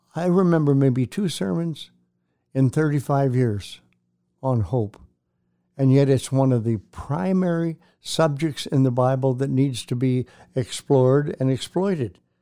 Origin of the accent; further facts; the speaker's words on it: Canada; I'm a kid from Canada, raised in a town of one hundred twenty-five people.